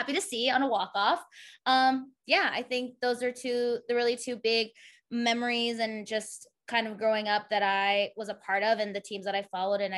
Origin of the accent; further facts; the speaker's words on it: Arizona, United States; moved away as an adult; now in Chicago, United States; I'm originally from Arizona. I've been there my whole entire life, except when I moved to Chicago for my job here in September